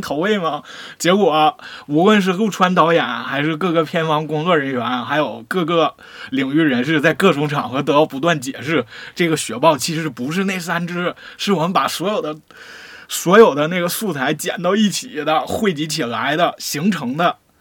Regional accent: Northeast China, China; 我们东北人

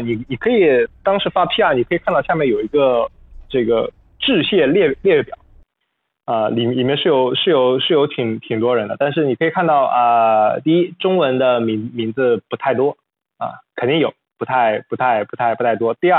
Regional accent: China; 第二，也是让我们中国人能够在里面能够呃这个掌握更高的话语权。

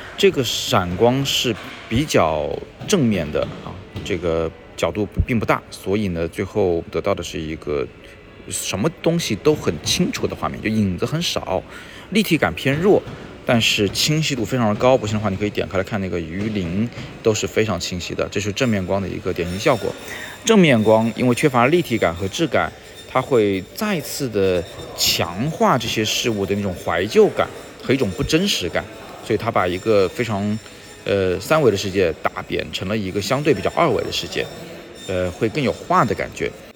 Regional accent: Hunan, China; now in Beijing, China; 小时候在湖南没少吃

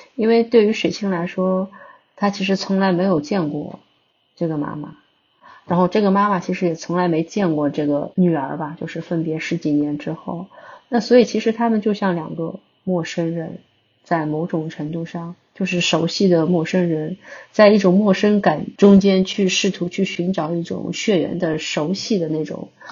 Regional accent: Shanghai, China; 因为我是上海人嘛，会有这种城市空间的想象

